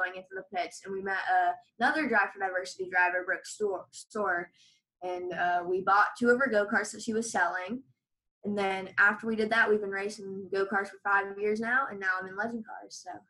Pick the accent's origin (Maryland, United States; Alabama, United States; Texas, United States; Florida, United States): Florida, United States; Sarasota; I'm from Sarasota, Florida.